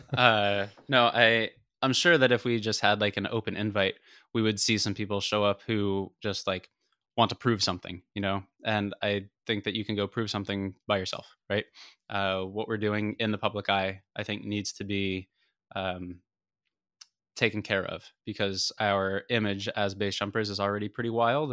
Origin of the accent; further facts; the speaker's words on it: United States; as an American